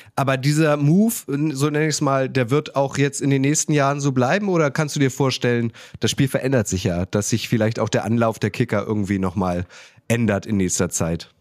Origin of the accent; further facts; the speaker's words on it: Germany; als Deutscher, der mit dem Fußball aufgewachsen ist